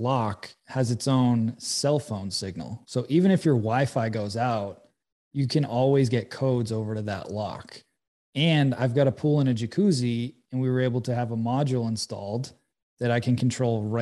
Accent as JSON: {"language": "English", "town": "Boston", "region": "Massachusetts", "country": "United States", "said": "I'm from Boston."}